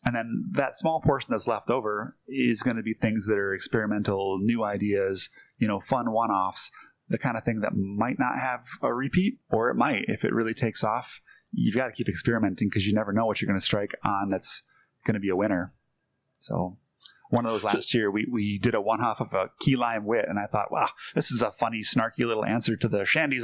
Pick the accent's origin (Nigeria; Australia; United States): United States; Green Bay, Wisconsin; I grew up in Green Bay, so it's kind of in the blood